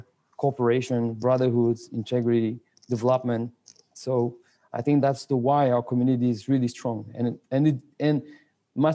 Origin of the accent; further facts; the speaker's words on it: France; English is a second language; moved away as an adult; also born or lived in Spain / London, United Kingdom / Senegal / Angola; I grew up here in France until I was 19.